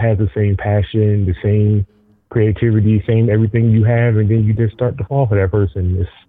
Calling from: Elmwood Park, New Jersey, United States; No, I'm in Elmwood Park.

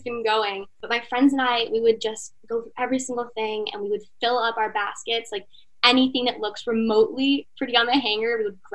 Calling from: Miami, Florida, United States; I'm calling from Miami, Florida

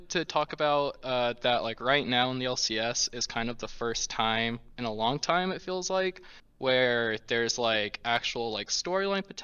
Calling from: Cedar City, Utah, United States; Hello, I'm calling from Cedar City, Utah.

